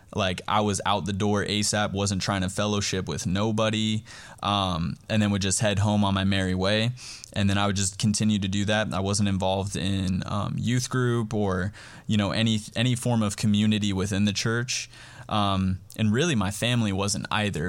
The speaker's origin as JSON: {"language": "English", "town": "Cheyenne", "region": "Wyoming", "country": "United States", "tie": "born or raised there", "also_born_or_lived": "Wheatland, Wyoming", "moved": "yes", "lives_now": "Harrisburg, United States", "said": "I'm originally from Cheyenne, Wyoming. Um, I was born and raised there"}